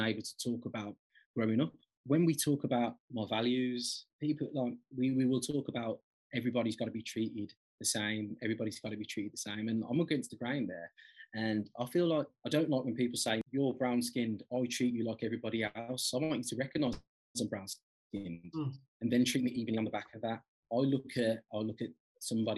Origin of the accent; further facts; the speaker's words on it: Birmingham, West Midlands, United Kingdom; I'm from Birmingham, as you can probably tell from my accent. So I was brought up on a council estate